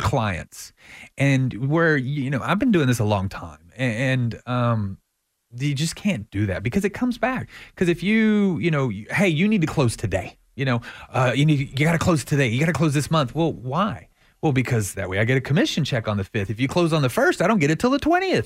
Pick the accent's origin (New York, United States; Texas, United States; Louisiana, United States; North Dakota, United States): Texas, United States; I'm from Texas